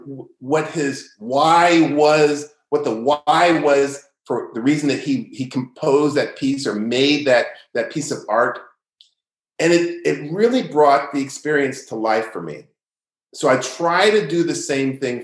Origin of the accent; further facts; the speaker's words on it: Greensboro, North Carolina, United States; also born or lived in Toledo / Baltimore; now in Beaumont, United States; I grew up in Greensboro, North Carolina